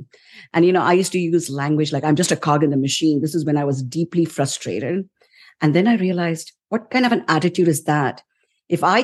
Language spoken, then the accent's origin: English; India; moved away as an adult; also born or lived in New York; now in United States; I came to the US around 34 years ago from India, right after my wedding